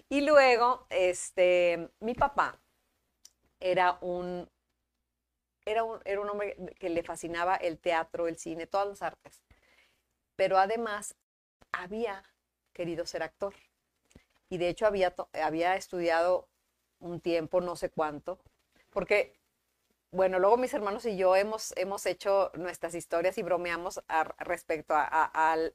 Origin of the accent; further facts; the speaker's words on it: Monterrey, Nuevo León, Mexico; Sí, soy de aquí.